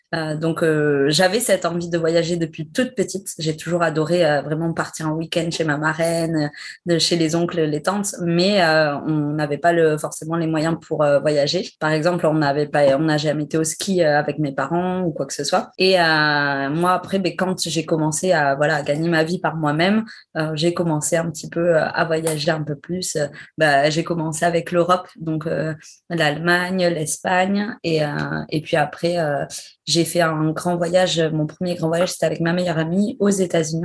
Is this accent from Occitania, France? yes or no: no; Bègles, Nouvelle-Aquitaine, France; moved away as an adult; also born or lived in Dijon / Bordeaux; J'ai grandi à Bègle, c'est à côté de Bordeaux